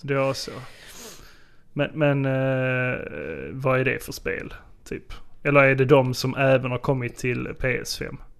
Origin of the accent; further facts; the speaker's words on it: Sjöbo, Skåne, Sweden; moved away; Jag kom ju nyligen hem från eh, Sjöbo. Mm. Där jag eh, besökte mina föräldrar